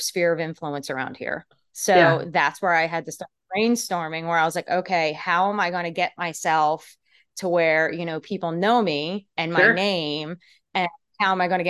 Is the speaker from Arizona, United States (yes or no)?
no; Pennsylvania, United States; moved away as an adult; also born or lived in New Jersey; now in Nashville, United States; originally I'm from Pennsylvania. I grew up north